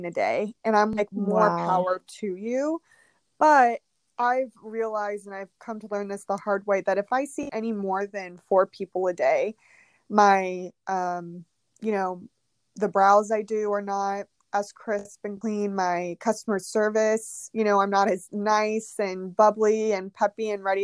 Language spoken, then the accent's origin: English; Houston, Texas, United States; also born or lived in Katy, Texas; So I actually grew up in Houston, Texas. And then kind of from 5th grade to high school, I was in Katy, Texas, which is basically Houston.